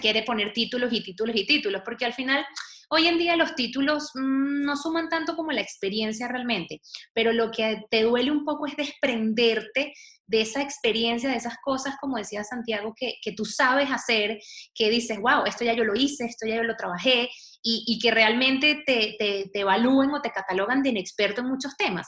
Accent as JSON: {"language": "Spanish", "country": "Venezuela", "moved": "as an adult", "lives_now": "Madrid, Spain", "said": "yo venezolana"}